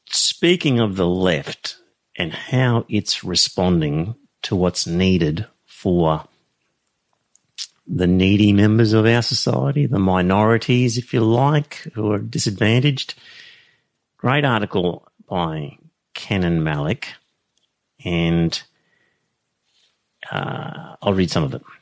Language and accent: English; Australia; it didn't conflict with being raised Australian